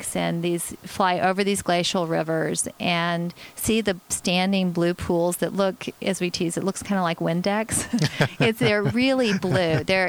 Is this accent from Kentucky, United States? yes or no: no; Oklahoma, United States; now in Alaska, United States; I'm originally from Oklahoma